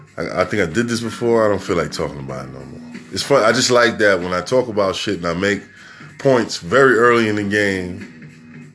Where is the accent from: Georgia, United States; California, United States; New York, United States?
New York, United States; New York City; I'm from New York City